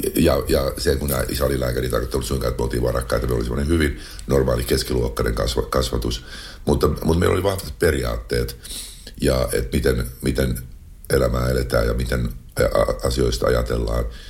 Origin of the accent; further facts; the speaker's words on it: Finland; moved away; also born or lived in Los Angeles, United States / China; Saada olla mun kotimaassa, nauttia suomalaisesta kesästä